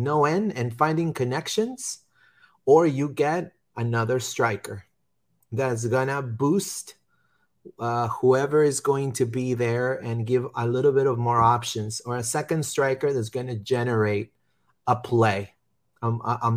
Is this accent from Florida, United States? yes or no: yes; Orlando, Florida, United States; I'm from Orlando, and I love this city